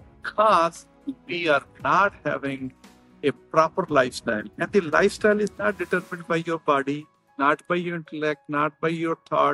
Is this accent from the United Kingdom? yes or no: no; India; moved away as an adult; now in United States; I'm from India. When I came to the United States 30 years ago